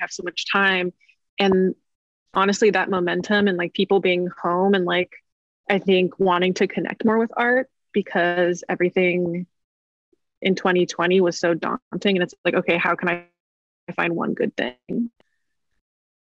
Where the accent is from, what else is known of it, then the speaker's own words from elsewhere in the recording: Bay Area, California, United States; moved away as an adult; now in Portland, United States; I'm originally from the Bay Area.